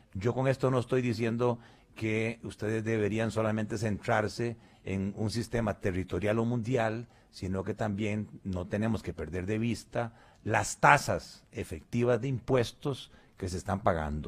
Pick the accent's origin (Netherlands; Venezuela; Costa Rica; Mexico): Costa Rica; nosotros como costarricenses